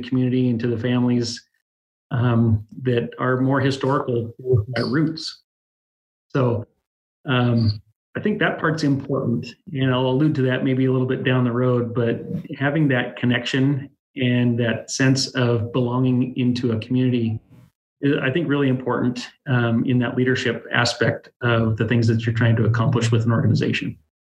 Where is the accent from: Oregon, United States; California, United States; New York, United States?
Oregon, United States; Dallas; also born or lived in Tillamook, Oregon; I really am kind of a born and bred Dallas person. Um, way back in my history, I went to elementary school here in the town